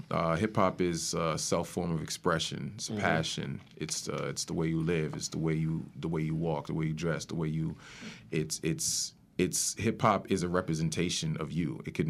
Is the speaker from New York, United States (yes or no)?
yes; Spring Valley, New York, United States; also born or lived in Bronx, United States; I grew up in Rockin' County. Okay. Spring Valley, to be specific. I was born in the Bronx, and I was raised out in Rockland.